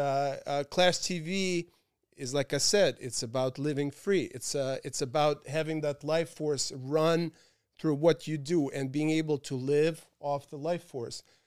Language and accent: English; Moscow, Russia; also born or lived in Paris / London; now in New York, United States; my hometown of Moscow